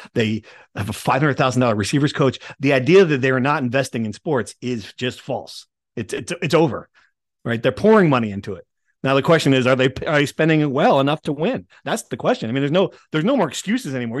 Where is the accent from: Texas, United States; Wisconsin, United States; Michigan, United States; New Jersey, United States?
New Jersey, United States; Nutley; where I grew up in Nutley, North Jersey